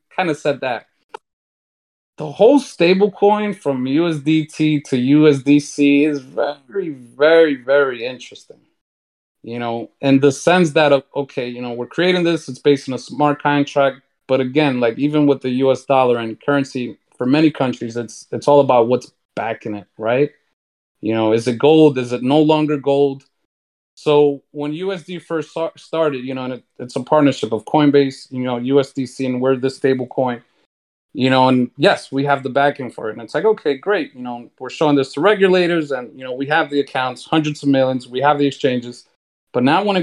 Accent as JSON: {"language": "English", "town": "New York City", "region": "New York", "country": "United States", "tie": "born or raised there", "said": "I'm from New York City, right? Born and raised"}